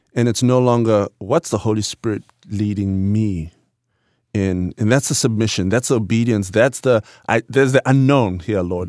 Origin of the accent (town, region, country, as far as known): Bulawayo, Zimbabwe; born or raised there; moved away